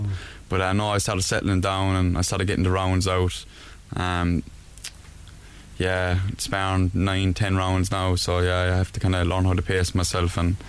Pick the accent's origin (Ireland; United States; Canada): Ireland; Mitchellstown, Munster; I come from Mitchellstown